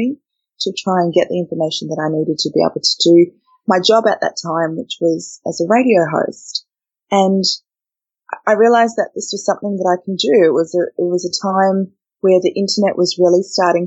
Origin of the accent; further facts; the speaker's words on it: Perth, Western Australia, Australia; also born or lived in Uganda; we ended up in Australia in 1990. So that's where we've been ever since, in Perth, which is where my family is. And that's kind of where my Australian journey starts, was back in March in 1990 on a very, very hot day as a six-year-old